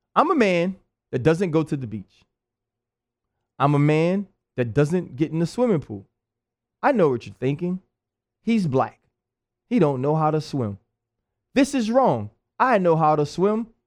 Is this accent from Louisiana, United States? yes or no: yes; New Orleans, Louisiana, United States; moved away; also born or lived in Pittsburgh; I'm from New Orleans